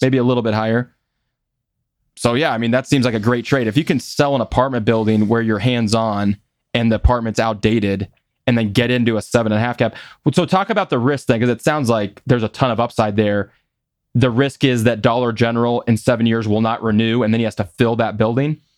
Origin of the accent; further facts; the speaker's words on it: Des Moines, Iowa, United States; growing up in Des Moines